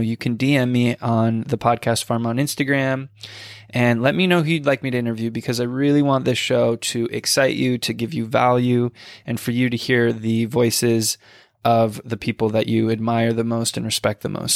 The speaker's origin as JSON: {"language": "English", "town": "Sedona", "region": "Arizona", "country": "United States", "tie": "born or raised there", "moved": "yes", "said": "Sedona, which is actually where I grew up"}